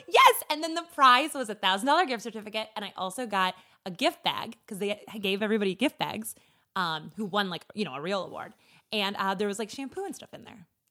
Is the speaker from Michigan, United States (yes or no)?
no; rural Minnesota, United States; I am from rural Minnesota. I am from my mallest town